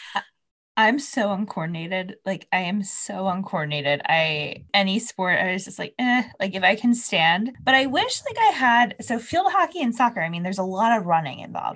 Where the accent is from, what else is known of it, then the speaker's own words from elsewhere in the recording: New Jersey, United States; I'm from New Jersey